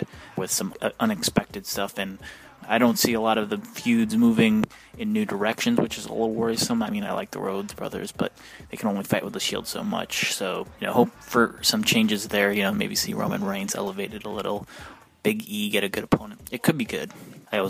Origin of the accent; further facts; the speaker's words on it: New York, United States; I grew up in New York